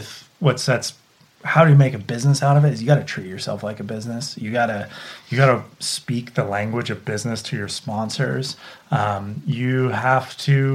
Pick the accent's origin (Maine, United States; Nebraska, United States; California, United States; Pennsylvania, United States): California, United States; Santa Cruz; I grew up in Santa Cruz at the beach